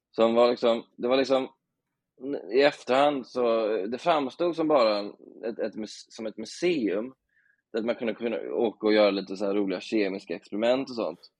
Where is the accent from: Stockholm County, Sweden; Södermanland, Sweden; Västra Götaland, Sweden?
Västra Götaland, Sweden; Stenungsund; Så jag, jag, ser det som att jag växte upp i Stensund också.